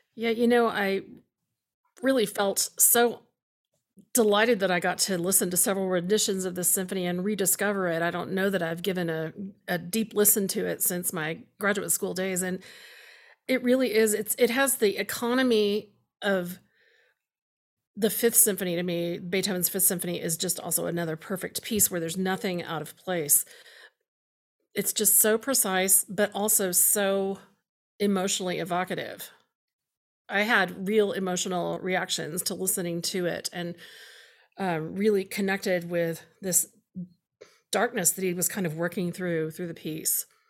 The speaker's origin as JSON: {"language": "English", "area": "Houston area", "region": "Central Texas", "country": "United States", "tie": "born or raised there", "said": "I grew up in Doctor Pepper country in Central Texas and in, in Houston area"}